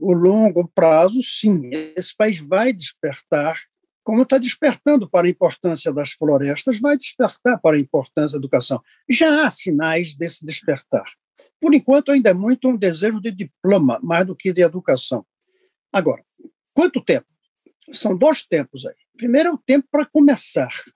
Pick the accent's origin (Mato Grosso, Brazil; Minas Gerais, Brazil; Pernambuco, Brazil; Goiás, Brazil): Pernambuco, Brazil; Recife; eu sou de Recife, não sou de Santa Catarina